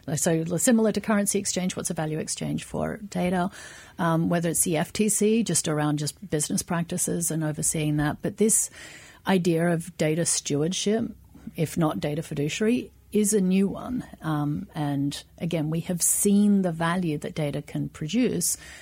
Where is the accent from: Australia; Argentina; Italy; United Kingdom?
Australia; now in United States; I'm Australian